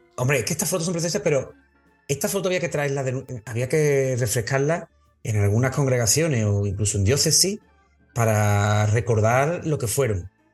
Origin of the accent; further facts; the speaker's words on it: Carmona, Andalusia, Spain; una persona clave en mi vida salesiana aquí en Carmona